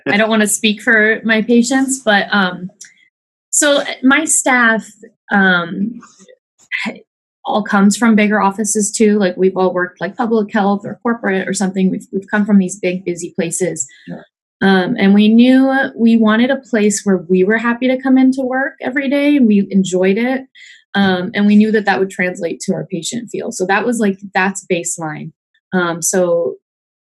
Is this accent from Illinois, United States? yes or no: no; Michigan, United States; moved away as an adult; now in Urbandale, United States; I am from Michigan. I studied out there